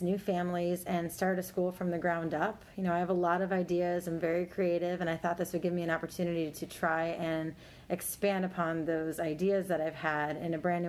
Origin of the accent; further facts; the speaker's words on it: Buffalo, New York, United States; moved away; I'm from Buffalo, New York.